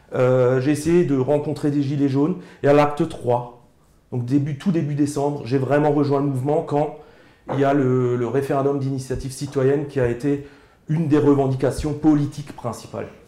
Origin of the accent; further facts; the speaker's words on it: Alsace, Grand Est, France; accent: Alsatian; je suis alsacien, euh, dialectophone, donc ça veut dire que je parle alsacien. Avec mes grands-parents, je parlais alsacien.